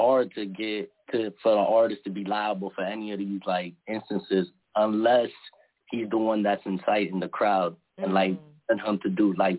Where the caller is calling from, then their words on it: Boston, Massachusetts, United States; I'm calling from Boston.